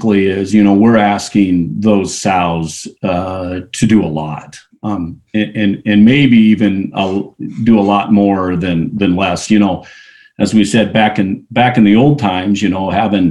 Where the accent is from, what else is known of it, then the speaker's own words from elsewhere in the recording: Iowa, United States; I was raised in Iowa, came from a farming family